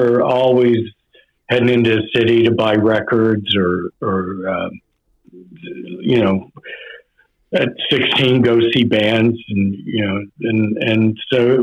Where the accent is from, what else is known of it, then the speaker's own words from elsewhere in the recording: New Jersey, United States; we're from Jersey.